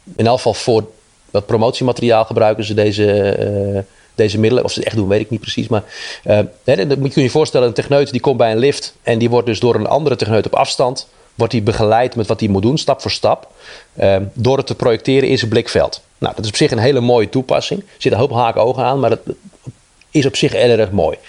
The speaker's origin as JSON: {"language": "Dutch", "country": "Netherlands", "said": "wij als Nederlander"}